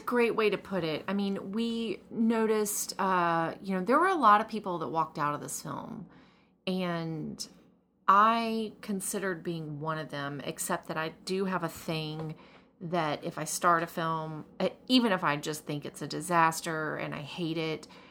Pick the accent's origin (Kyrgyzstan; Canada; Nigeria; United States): United States; the South; was born and raised in the South